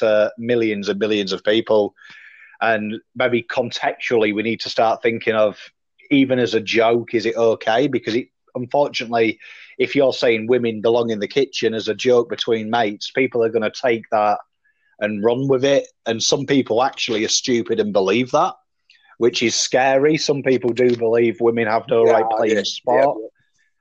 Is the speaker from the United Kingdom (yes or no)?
yes; England, United Kingdom; now in Australia; I come from England